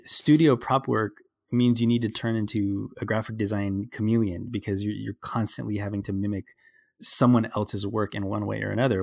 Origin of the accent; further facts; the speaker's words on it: Burbank, California, United States; I grew up in Burbank.